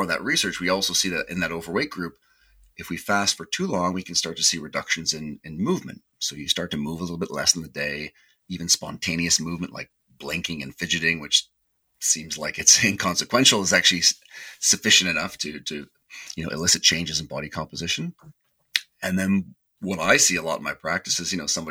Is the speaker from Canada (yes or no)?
yes; Canada; being Canadian